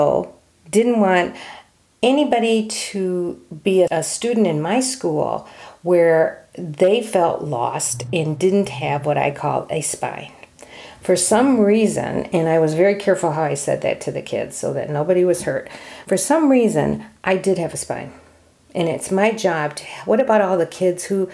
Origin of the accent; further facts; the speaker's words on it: New Jersey, United States; I was born in New Jersey